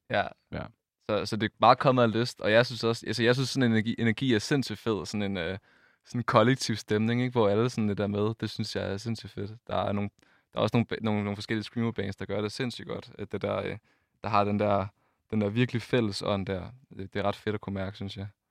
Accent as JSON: {"language": "Danish", "area": "Funen", "region": "Southern Denmark", "country": "Denmark", "said": "vi kommer fra Fyn"}